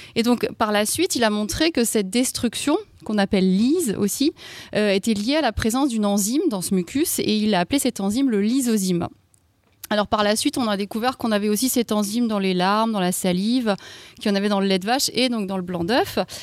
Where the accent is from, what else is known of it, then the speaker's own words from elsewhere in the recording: Alsace, Grand Est, France; je viens d'Alsace